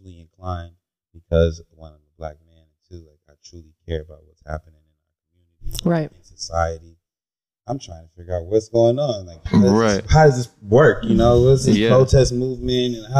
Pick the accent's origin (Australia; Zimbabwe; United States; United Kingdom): United States; Cleveland, Ohio; moved away as an adult; also born or lived in Indianapolis, Indiana / North Carolina; now in Phoenix, United States; I'm originally from the Midwest, born in Indianapolis, raised in the Cleveland area, Shaker Heights, Solon, and originally moved out here in about 2011 to go to college